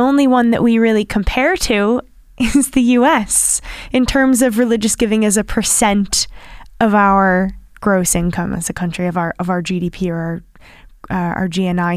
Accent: United States; accent: American; now in Ireland; my American accent

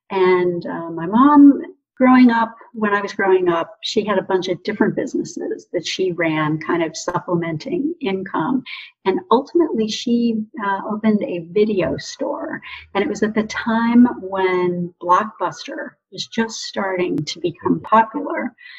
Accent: Ontario, Canada; also born or lived in Detroit, Michigan, United States; now in Scottsdale, United States; I grew up in southern Ontario, Canada, and suburban Detroit, Michigan, which is why I now live in Scottsdale, Arizona.

